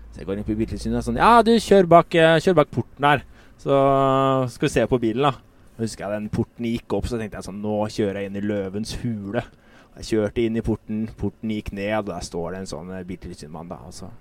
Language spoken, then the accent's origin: Norwegian; Drammen, Buskerud, Norway; Jeg har vokst opp i Drammen